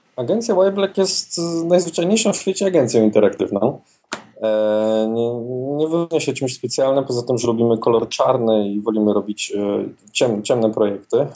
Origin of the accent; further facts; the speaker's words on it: Wrocław, Lower Silesian Voivodeship, Poland; we Wrocławiu, skąd pochodzę